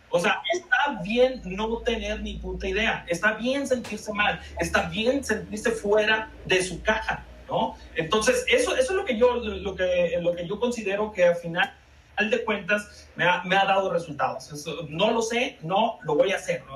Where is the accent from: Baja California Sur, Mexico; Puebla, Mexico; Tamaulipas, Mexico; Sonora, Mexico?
Baja California Sur, Mexico; moved away as an adult; now in Mexico City, Mexico; soy, soy chollero, como se dice, como se dice allá el el gentilicio informal